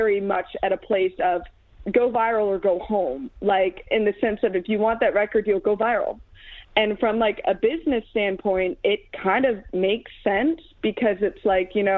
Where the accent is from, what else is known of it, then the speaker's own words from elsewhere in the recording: Chesapeake, Virginia, United States; now in Nashville, United States; am from the Hampton Roads area of Virginia, Chesapeake to be specific.